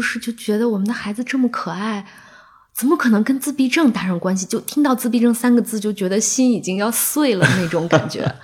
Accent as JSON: {"language": "Chinese", "region": "Inner Mongolia", "country": "China", "tie": "born or raised there", "moved": "yes", "lives_now": "Beijing, China", "said": "我们老家就是内蒙"}